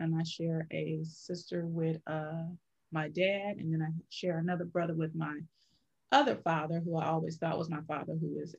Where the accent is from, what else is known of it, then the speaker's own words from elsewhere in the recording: Louisiana, United States; now in Michigan, United States; I currently reside in Michigan, but I'm originally from Louisiana.